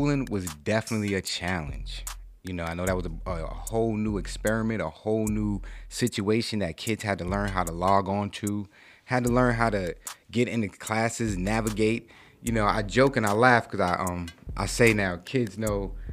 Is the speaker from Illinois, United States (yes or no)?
no; New York City, New York, United States; I'm from New York City